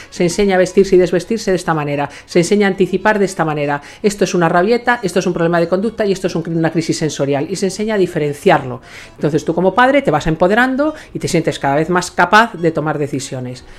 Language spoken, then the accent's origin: Spanish; Ourense, Galicia, Spain; now in Madrid, Spain; Yo me voy a mi pueblo, a Orense